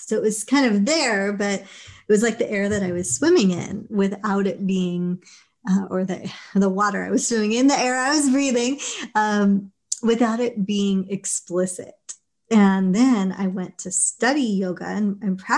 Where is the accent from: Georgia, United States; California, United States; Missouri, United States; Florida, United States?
California, United States; Los Angeles; also born or lived in England; home is Los Angeles, you know, where my family emigrated